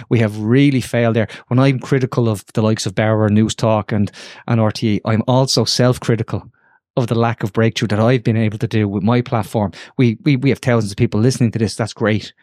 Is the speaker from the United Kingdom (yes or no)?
no; Dublin, Leinster, Ireland; I grew up, I, I kicked the football in, in, uh, Ormond Square